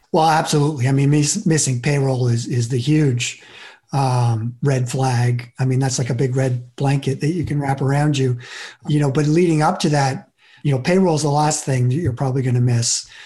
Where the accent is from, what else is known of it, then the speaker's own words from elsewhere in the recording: Vermont, United States; I grew up in Vermont